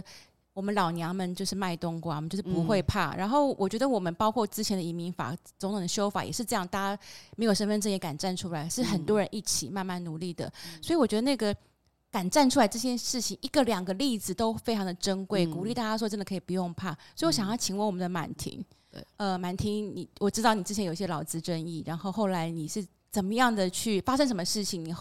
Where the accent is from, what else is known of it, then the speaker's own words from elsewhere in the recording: Taiwan; 我们台湾人有各式各样的口音呢、啊。